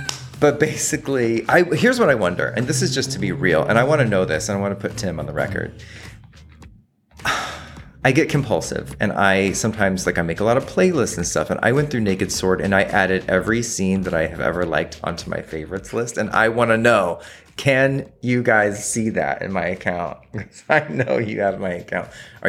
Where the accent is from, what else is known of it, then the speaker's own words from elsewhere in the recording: Australia; I'm Australian. I said Nicole Kidman and Willem Dafoe.